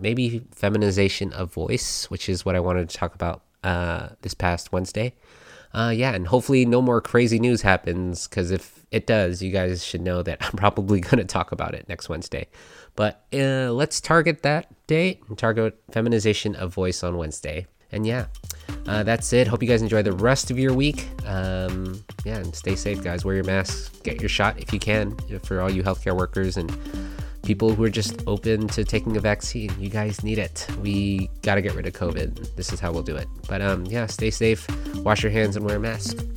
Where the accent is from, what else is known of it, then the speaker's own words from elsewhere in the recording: United States; also born or lived in California; as an American